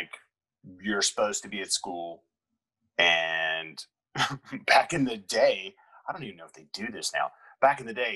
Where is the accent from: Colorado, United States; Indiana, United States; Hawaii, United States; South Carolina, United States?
South Carolina, United States; I grew up in South Carolina, and it's very much a green place, very beautiful.